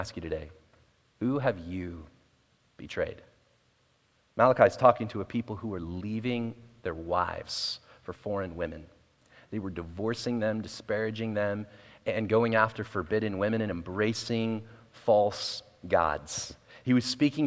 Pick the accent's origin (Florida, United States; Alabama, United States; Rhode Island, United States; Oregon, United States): Oregon, United States; Portland; moved away as an adult; also born or lived in West Valley, Arizona; now in Arizona, United States; I'm from Portland, Oregon, moved here in January 7th.